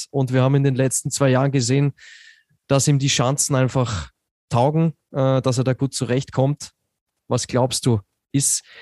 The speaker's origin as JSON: {"language": "German", "country": "Austria", "said": "Äh, oder herumkupft, wie man so schön sagt bei uns in Österreich."}